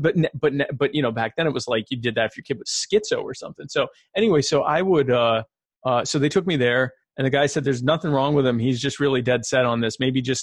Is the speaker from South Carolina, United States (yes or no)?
yes; Myrtle Beach, South Carolina, United States; also born or lived in Baltimore, Maryland; I grew up in the Myrtle Beach, South Carolina area where I still live today.